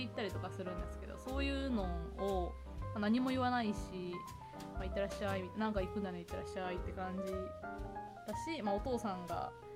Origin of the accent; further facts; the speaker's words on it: Chiba, Japan; also born or lived in Osaka; 私はそのちっちゃい頃から千葉県とかで育っていて、うん、若干大阪にいて千葉県